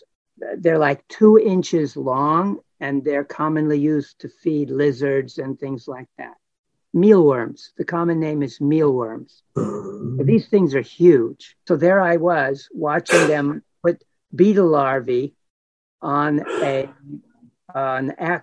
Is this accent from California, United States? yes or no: yes; Los Angeles, California, United States; I was born and raised in Los Angeles